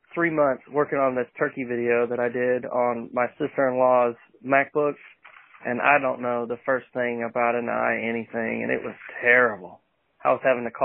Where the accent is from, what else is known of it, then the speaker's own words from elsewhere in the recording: Western New York, United States; moved away; I'm originally from Western New York